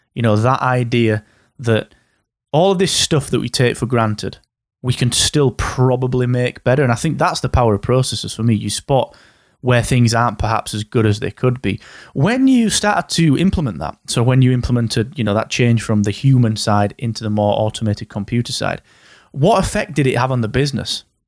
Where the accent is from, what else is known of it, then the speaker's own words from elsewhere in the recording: Yorkshire and the Humber, United Kingdom; I am from Yorkshire